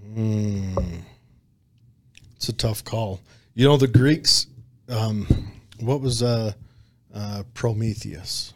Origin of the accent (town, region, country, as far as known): United States; accent: hillbilly